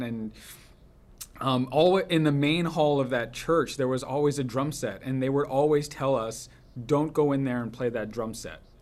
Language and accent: English; Los Angeles, California, United States; have it be my hometown